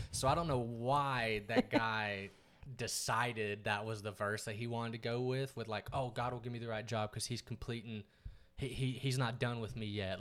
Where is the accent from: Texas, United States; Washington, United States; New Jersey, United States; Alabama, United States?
Texas, United States; East; moved away as an adult; now in Dallas, United States; growing up in East Texas